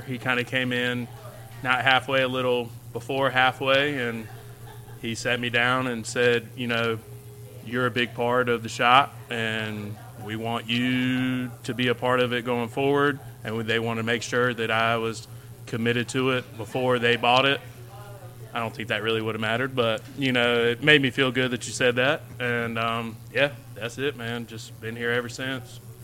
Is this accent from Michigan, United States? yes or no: no; Oxford, North Carolina, United States; also born or lived in Raleigh, North Carolina; I'm originally from Oxford. Not technically. I was born in Raleigh. Moved here when I was very young.